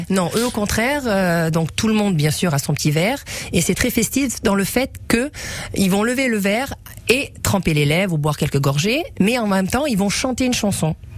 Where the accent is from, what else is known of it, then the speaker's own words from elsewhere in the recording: Sweden; now in Nice, France; je suis née en Suède.